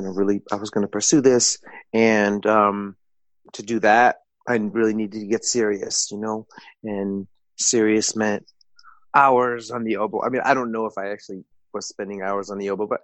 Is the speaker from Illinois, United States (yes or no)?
yes; Evanston, Illinois, United States; I grew up in Evanston outside of Chicago